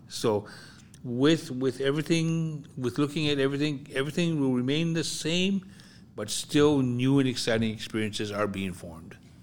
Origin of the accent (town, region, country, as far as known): Hawaii, United States; moved away; also born or lived in US mainland